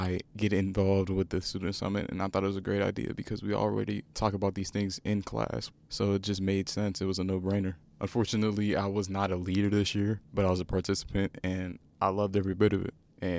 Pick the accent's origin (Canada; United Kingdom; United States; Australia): United States; Woodland Hills, California; I'm a junior from Woodland Hills and I'm excited to do this.